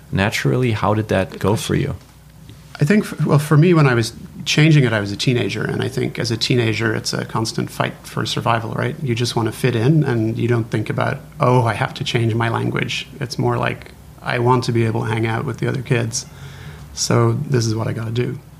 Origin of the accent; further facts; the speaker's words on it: United Kingdom; there's entire phrases that you'll find growing up in Britain that don't mean anything over here.